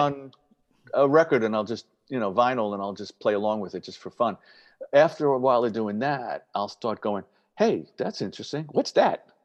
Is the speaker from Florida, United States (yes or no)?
no; New York City, New York, United States; I'm a Yankee person growing up in the Bronx